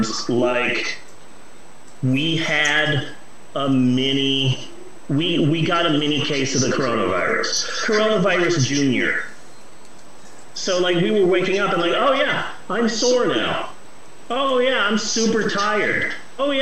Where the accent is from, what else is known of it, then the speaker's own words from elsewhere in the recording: Phoenix, Arizona, United States; I'm from Phoenix